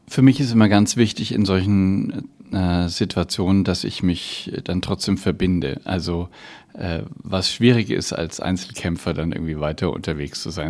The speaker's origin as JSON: {"language": "German", "region": "Bavaria", "country": "Germany", "said": "bei uns in Bayern"}